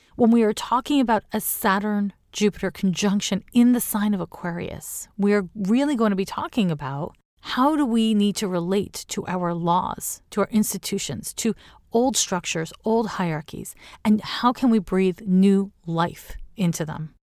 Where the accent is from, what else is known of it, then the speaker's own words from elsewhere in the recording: Canada; now in Oakland, United States; as a Canadian now living in California, to me, living in Oakland, California